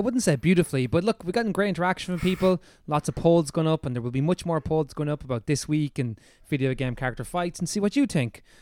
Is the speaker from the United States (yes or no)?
no; Ireland; accent: Irish; our Irish accents that lots of people comment on